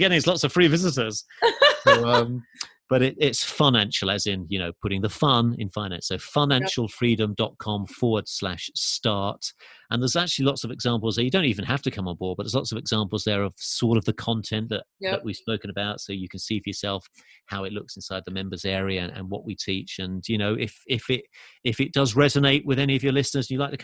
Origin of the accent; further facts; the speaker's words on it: England, United Kingdom; accent: English; now in Los Angeles, United States; Although I'm from England, as you can tell from my accent, I do live in LA.